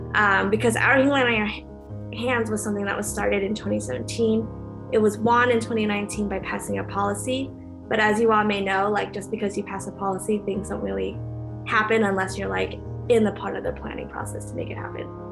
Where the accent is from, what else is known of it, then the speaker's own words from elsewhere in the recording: Orange County, California, United States; moved away as an adult; also born or lived in Berkeley, California; now in Oakland, United States; I'm originally from Orange County and I live in Oakland